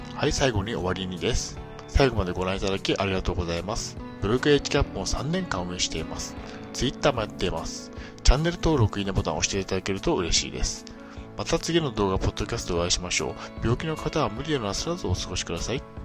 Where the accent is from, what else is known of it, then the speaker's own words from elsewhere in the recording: Niigata, Japan; moved away; also born or lived in Tokyo; 地元新潟の精神病院